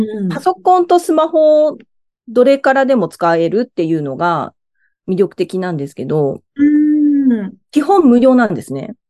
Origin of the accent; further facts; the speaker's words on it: Miyazaki, Japan; moved away as an adult; now in Tokyo, Japan; 地元が宮崎なんですけど